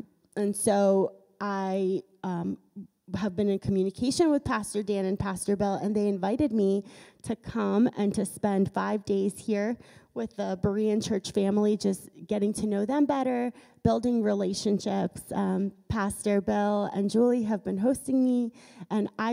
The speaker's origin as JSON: {"language": "English", "town": "Chernihiv", "region": "Chernihiv Oblast", "country": "Ukraine", "tie": "born or raised there", "also_born_or_lived": "Lviv, Ukraine", "moved": "yes", "said": "I was born in western Ukraine in a city called Lviv. And then I grew up in the eastern part of Ukraine in a city called Chernihiv"}